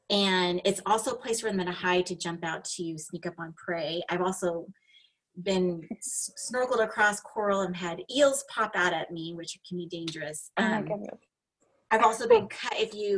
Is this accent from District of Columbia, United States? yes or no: no; Las Vegas, Nevada, United States; So my hometown was at Las Vegas and were injured.